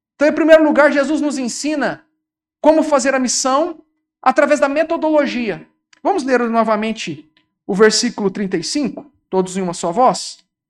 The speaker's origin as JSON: {"language": "Portuguese", "town": "Uberaba", "region": "Minas Gerais", "country": "Brazil", "said": "A minha cidade, eu sou de Uberaba"}